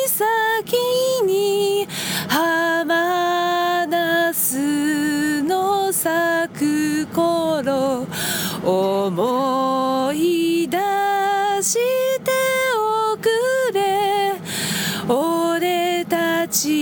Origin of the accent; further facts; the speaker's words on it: Yokohama, Kanagawa, Japan; English is a second language; from Yokohama, Japan.